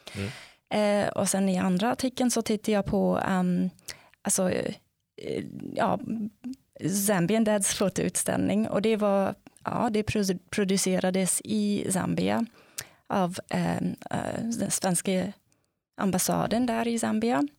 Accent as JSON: {"language": "Swedish", "country": "South Africa", "second_language": "Swedish", "moved": "as an adult", "lives_now": "Sweden", "said": "jag kommer ursprungligen från Sydafrika och ehm, ja, jag flyttade hit till Sverige som masterstudent från början"}